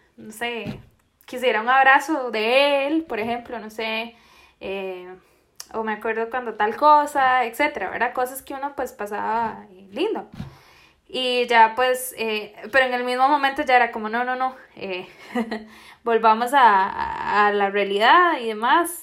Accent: Costa Rica; Soy de Costa Rica

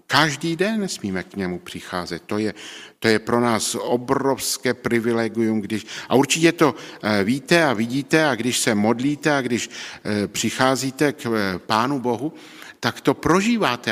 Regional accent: Czechia; v té naší vesnici, kde jsem, o, odkud pocházím z Neuníka na baráčku

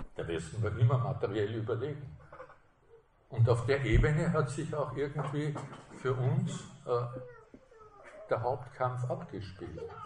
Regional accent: Austria; als Österreicher

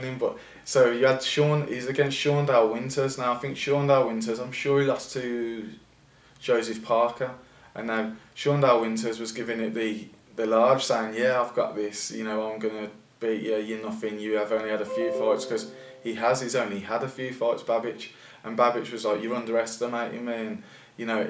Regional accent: Birmingham, West Midlands, United Kingdom; we're from Birmingham

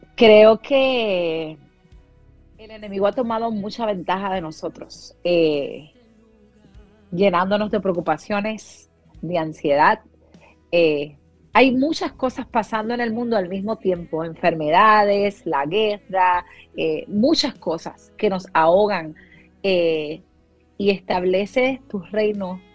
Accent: Puerto Rico; moved away as an adult; now in Dallas, United States; salí de Puerto Rico luego del huracán María

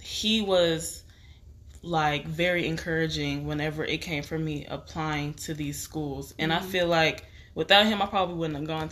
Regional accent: Texas, United States; moved away as an adult; also born or lived in Nashville, Tennessee; I moved all the way from Texas to Tennessee

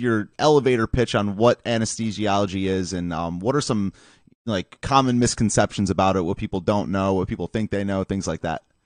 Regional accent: Michigan, United States; moved away; also born or lived in East Lansing; I'm from Michigan originally

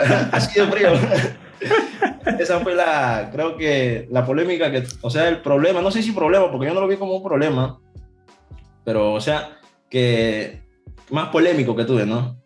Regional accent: Ica, Peru; decía que yo era de ICA

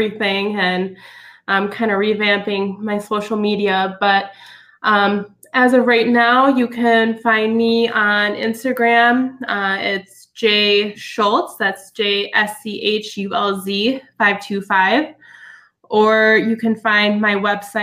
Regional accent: Sparta, Wisconsin, United States; I grew up in Sparta, Wisconsin, up by La Crosse

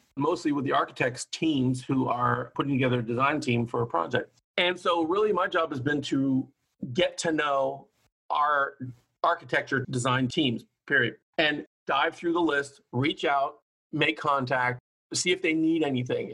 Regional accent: Hawaii, United States; also born or lived in Oakland, California; now in Sacramento, United States; I grew up in Hawaii

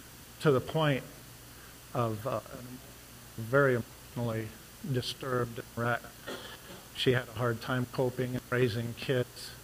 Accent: Ohio, United States; also born or lived in Lima, Ohio / Texas / Cecil, Ohio; I'm originally from Ohio. I was born in Lima and went to Antwerp School. But when I was 13, well, it's about 11, we moved back up here from Texas

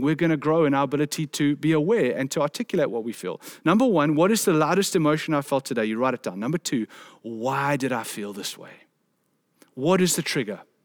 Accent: South Africa; a South African man

